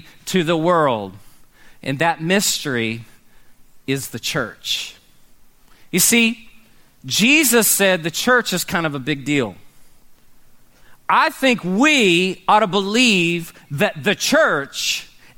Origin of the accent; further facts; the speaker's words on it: Oklahoma City, Oklahoma, United States; growing up in Oklahoma City